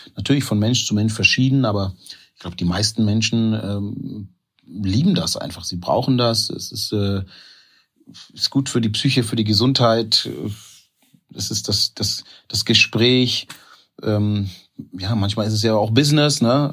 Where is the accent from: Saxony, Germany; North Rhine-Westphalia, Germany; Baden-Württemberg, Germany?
Baden-Württemberg, Germany; Stuttgart; also born or lived in Ghana / North Sea coast; now in Essen, Germany; ich bin in Ghana geboren aber ich bin halt in, in Stuttgart aufgewachsen